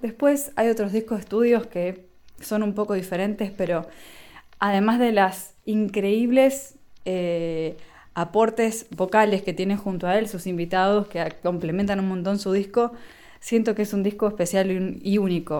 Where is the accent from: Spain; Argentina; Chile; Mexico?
Argentina